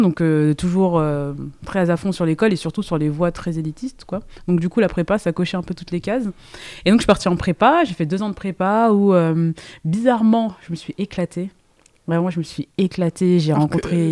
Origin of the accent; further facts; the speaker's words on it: Seine-et-Marne, Île-de-France, France; moved away as an adult; J'ai grandi en, en Ile-de-France, j'ai fait toute ma, ma, ma vie euh, en Seine-et-Marne, donc pur produit francilien